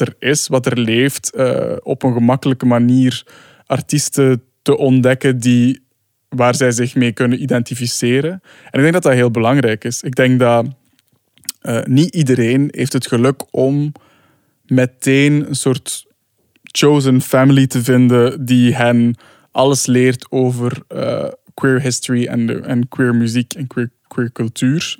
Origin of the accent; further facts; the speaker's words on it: Sint-Niklaas, Flanders, Belgium; ik kom dus uit Sint-Niklaas